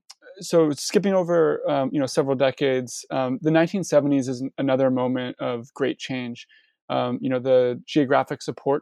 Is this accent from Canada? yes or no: yes; Canada; As you already know, I'm Canadian, And so, you know, NAFTA, and I'm also, and I was born in 89. So I'm almost like a child of NAFTA, if you will.